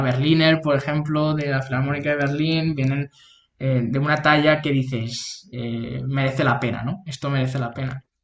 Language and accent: Spanish; Toledo, Castilla-La Mancha, Spain; moved away as an adult; also born or lived in Madrid; yo soy de Toledo, que está una hora en coche